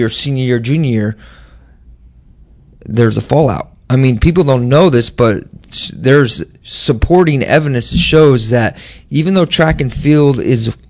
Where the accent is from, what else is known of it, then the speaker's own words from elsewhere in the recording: Nebraska, United States; moved away; I'm from Nebraska